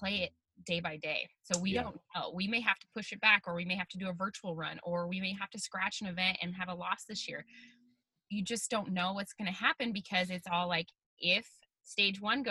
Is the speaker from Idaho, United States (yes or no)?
yes; Harrison, Idaho, United States; I grew up in North Idaho in Harrison